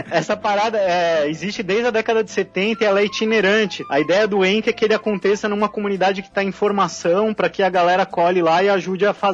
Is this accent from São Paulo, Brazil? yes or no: yes; São Paulo, Brazil; now in Florianópolis, Brazil; A minha mudança para Florianópolis, né? Eu sou de São Paulo, da capital, e a mudança para Floripa já foi um primeiro passo nessa direção